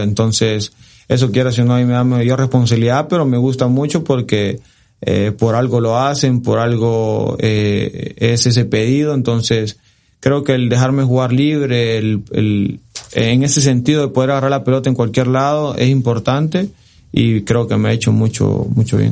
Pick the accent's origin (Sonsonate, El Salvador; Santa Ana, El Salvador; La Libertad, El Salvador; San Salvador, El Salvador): La Libertad, El Salvador; Santa Tecla; por mi ciudad y por, por donde yo nací, por toda la gente que me ha visto crecer, soy del Santa Tecla